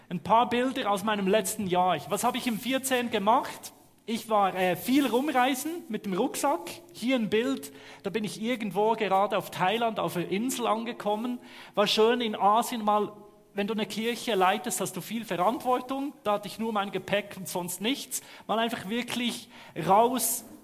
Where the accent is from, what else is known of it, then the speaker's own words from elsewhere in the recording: Switzerland; Ich komme aus der Schweiz, hört man, ne? Ich gebe mir Mühe, irgendwo dann im guten Hochdeutsch zu sprechen.